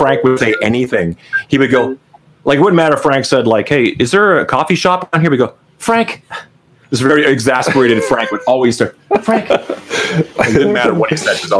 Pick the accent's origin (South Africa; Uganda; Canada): Canada; growing up in Canada